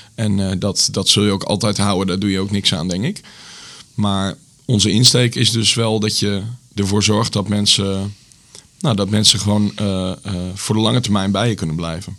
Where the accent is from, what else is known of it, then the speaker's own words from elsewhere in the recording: Zutphen, Gelderland, Netherlands; moved away as an adult; also born or lived in Enschede; now in Zwolle, Netherlands; Ik kom oorspronkelijk uit Zutphen.